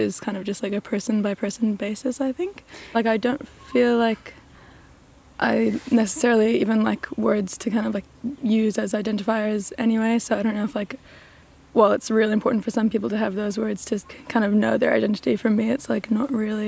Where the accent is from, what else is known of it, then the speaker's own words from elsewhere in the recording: Australia; also born or lived in United States; now in Wellington, New Zealand; Yeah, I've been in Wellington for like 12, coming up to 13 years now, and I was raised in Australia and America.